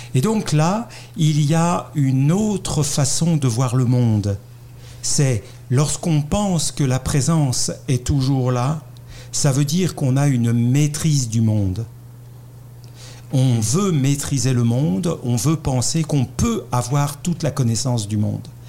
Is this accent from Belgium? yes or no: no; France; accent: French; vous l'avez reconnu à mon accent, je suis français